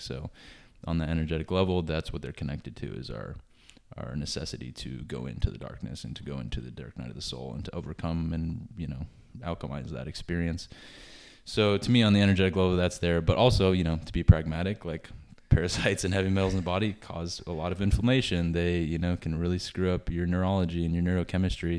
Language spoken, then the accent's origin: English; Colorado, United States; moved away as an adult; now in California, United States; I grew up in Colorado